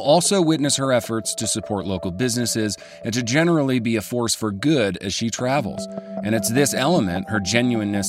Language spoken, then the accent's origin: English; Chicago, Illinois, United States; I'm Irish from Chicago